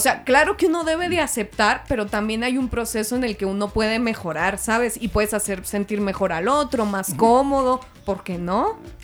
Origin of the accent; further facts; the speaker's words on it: Mexico; soy mexicana